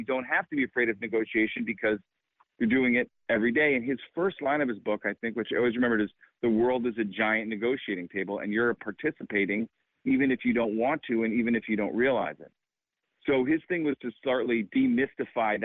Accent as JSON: {"language": "English", "region": "Illinois", "country": "United States", "tie": "born or raised there", "said": "I grew up in Illinois"}